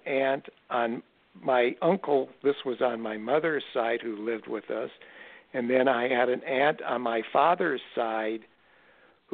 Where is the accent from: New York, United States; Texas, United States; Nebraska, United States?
Nebraska, United States; Omaha; growing up in Omaha, Nebraska in the 1950s